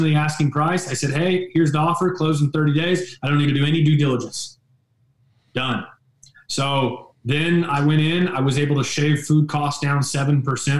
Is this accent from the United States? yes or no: yes; St. Joseph, United States; 25 years plus in San Joe, my hometown.